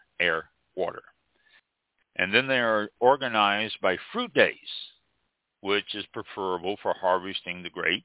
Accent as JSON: {"language": "English", "town": "Kansas City", "region": "Missouri", "country": "United States", "tie": "born or raised there", "said": "Kansas City, Missouri, which is my hometown"}